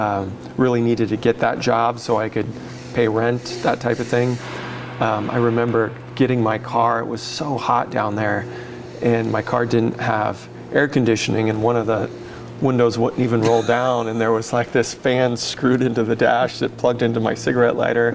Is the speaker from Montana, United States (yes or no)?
yes; Missoula, Montana, United States; moved away as an adult; also born or lived in Virgin Islands / Las Vegas; now in Oregon, United States; I moved back to Montana, where I grew up in Missoula, Montana